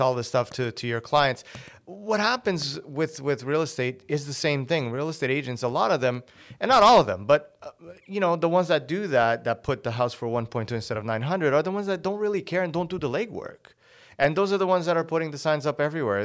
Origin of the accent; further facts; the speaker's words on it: Portugal; first language Portuguese; English is a second language; moved away as an adult; I was born here. Uh, my parents went back when I was six. So I was raised there until I was nineteen